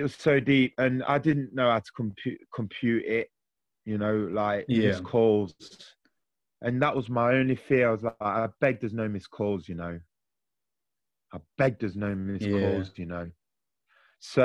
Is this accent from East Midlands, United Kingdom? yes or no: yes; Nottingham, East Midlands, United Kingdom; I'm a lad from Nottingham.